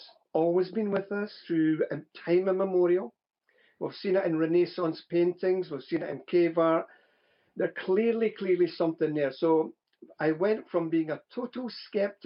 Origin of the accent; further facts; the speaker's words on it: Scotland, United Kingdom; Ever since I was a small boy growing up in Scotland